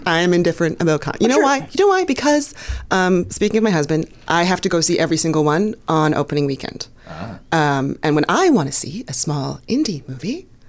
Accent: Toronto, Ontario, Canada; moved away as an adult; now in United States; I'm from Toronto.

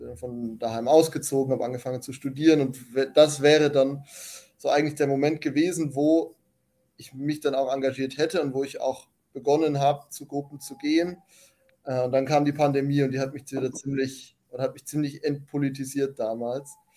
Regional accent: Germany; ich bin halt Deutscher und deswegen bin ich in Deutschland aktiv.

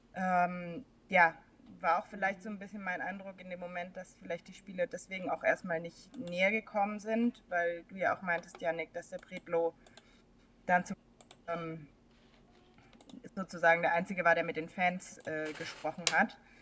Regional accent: near Stuttgart, Baden-Württemberg, Germany; now in Berlin, Germany; ich äh, komme auch ursprünglich aus der Nähe von Stuttgart, äh, wohne aber jetzt in Berlin

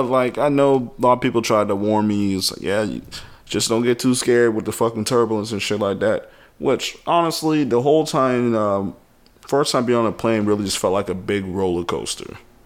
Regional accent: the South, United States; I'm from the South.

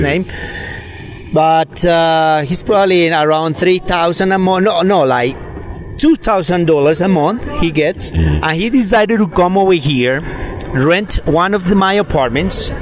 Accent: Rionegro, Antioquia, Colombia; moved away; also born or lived in United States; I'm from Rio Negro

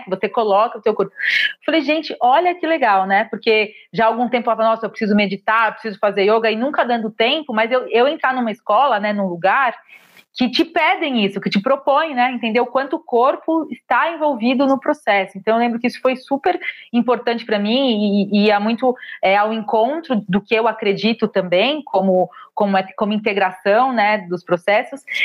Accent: São Paulo, Brazil; Eu sou de São Paulo, comecei no estado

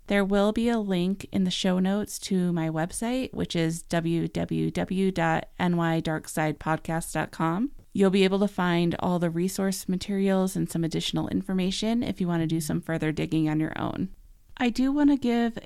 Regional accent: New Yorker, United States; As a New Yorker

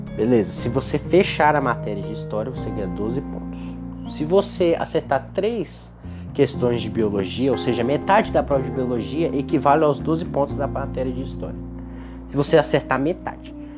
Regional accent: Gurupi, Tocantins, Brazil; Eu sou de Gurupi, no Tocantins, e é a faculdade daqui

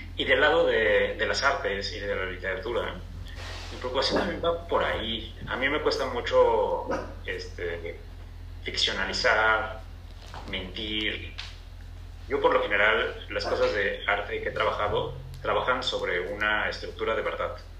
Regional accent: Cancún, Quintana Roo, Mexico; moved away as an adult; also born or lived in Chetumal, Quintana Roo / Mexico City; now in Cancún, Mexico; Yo en realidad nací en Chetumal, Quintana Roo. Ajá. Y vivimos ahí creo que hasta los dos años, o sea, hasta que yo cumplí dos años y luego nos mudamos a Cancún

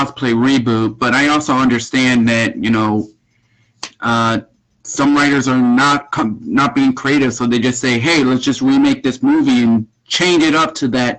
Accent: Puerto Rico; I'm Puerto Rican. I'm Puerto Rican. I'm from Puerto Rico. My family are from Puerto Rico.

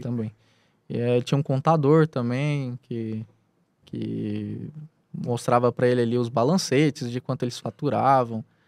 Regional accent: Anápolis, Goiás, Brazil; now in Piauí, Brazil; sou originário do, do estado de Goiás, da cidade de Anápolis

